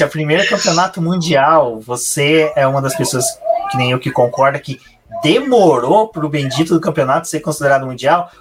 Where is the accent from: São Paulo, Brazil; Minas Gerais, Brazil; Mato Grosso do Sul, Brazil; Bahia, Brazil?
Minas Gerais, Brazil; Eu, como mineiro